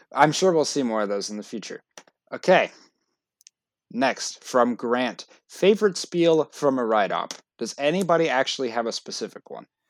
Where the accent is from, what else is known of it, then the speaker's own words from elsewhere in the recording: Florida, United States; I love Florida because it, not just because it's my home state